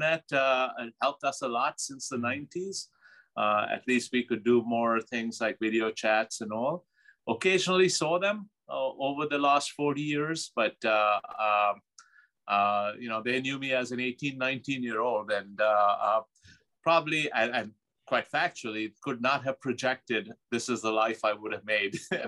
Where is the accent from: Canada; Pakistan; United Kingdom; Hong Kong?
Pakistan; moved away as an adult; now in United States; growing up in Pakistan, used to big family gatherings